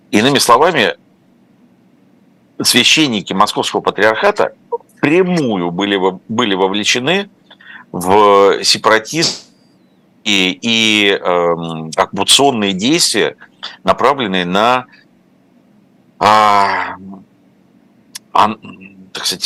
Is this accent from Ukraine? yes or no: yes; Ukraine; moved away as an adult; also born or lived in Moscow; я родился и прожил в Украине много лет до того, как поехал в Москву учиться